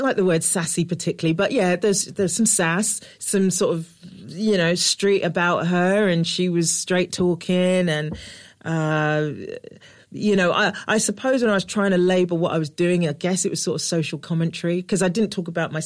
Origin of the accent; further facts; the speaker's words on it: London, United Kingdom; I'm from Newham.